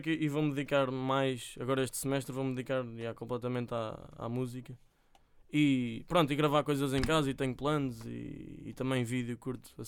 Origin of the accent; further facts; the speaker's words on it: Alcobaça, Leiria District, Portugal; Eu sou de Pisões, que é uma aldeia